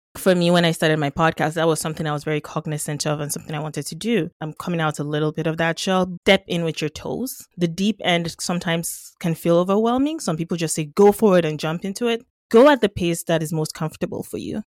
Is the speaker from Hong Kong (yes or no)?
no; Nigeria; now in Canada; I'm Nigerian by birth, uh, Canadian by adoption